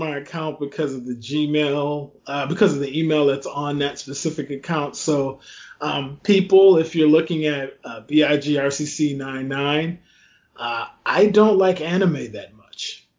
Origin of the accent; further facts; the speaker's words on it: Louisiana, United States; my home state, Louisiana